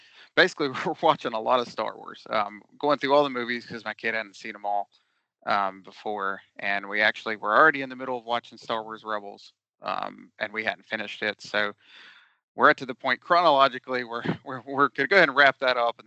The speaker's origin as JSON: {"language": "English", "region": "West Virginia", "country": "United States", "said": "I'm from West Virginia"}